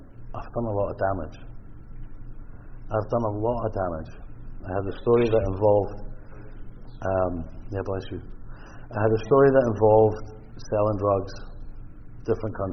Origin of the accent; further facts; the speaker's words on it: Scotland, United Kingdom; now in British Columbia, Canada; I'm Scottish